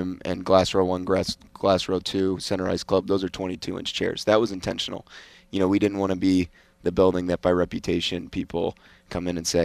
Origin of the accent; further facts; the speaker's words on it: Boston, Massachusetts, United States; now in Las Vegas, United States; growing up in Boston